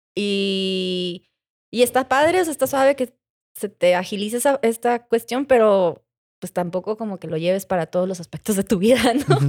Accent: Mexico; mi inglés mexicano

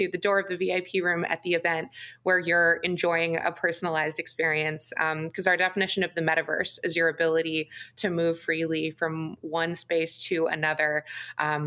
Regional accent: Chesterland, Ohio, United States; moved away; I grew up just east of Cleveland in a town called Chesterland in Geauga County

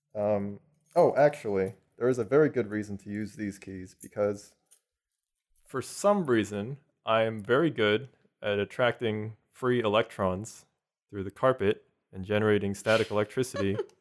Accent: Houston, Texas, United States; also born or lived in South Korea; originally, I'm from South Korea. I moved here when I was three to the Houston area

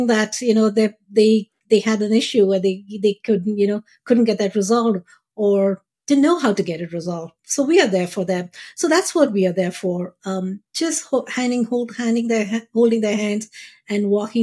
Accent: India; moved away; We grew up in India

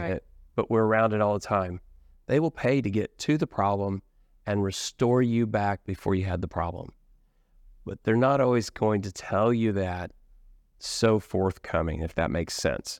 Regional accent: Midwest, United States; now in Richardson, Texas, United States; I was born in the Midwest

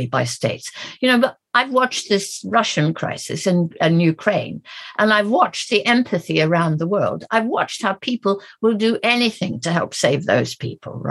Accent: South Africa; moved away; I'm an African, I grew up in South Africa

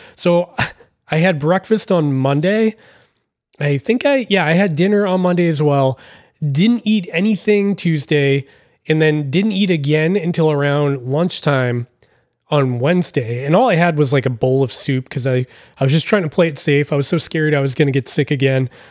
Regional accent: Massachusetts, United States; I'm from the East Coast, I'm from Massachusetts

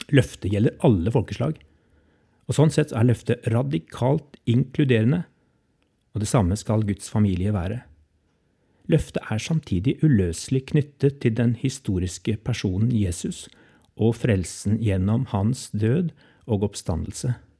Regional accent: Norway; som nordmenn

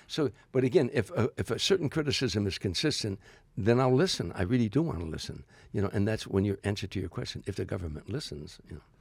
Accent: Harvey, Illinois, United States; moved away as an adult; now in Los Angeles, United States; I'm a kid from Harvey, Illinois

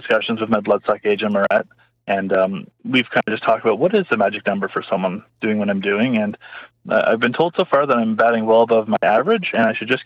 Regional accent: Oshawa, Ontario, Canada; I grew up in Oshawa when I was young

